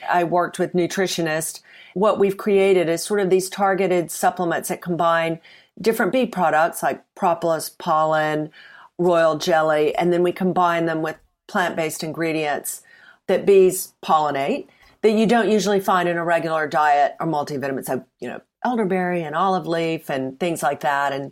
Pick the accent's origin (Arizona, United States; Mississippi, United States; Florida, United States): Mississippi, United States; moved away as an adult; now in United Kingdom; Uh, well, I'm from Mississippi originally. I've been in the UK for many decades. Um, so the accent is probably smoothed out. But when I first arrived, um, I went to university here, and, and people kept saying that I needed to have subtitles.